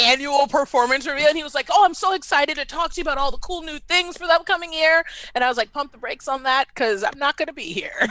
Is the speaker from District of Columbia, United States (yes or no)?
yes; Washington, District of Columbia, United States; moved away as an adult; also born or lived in Baltimore; now in Atlanta, United States; I was born and raised in D C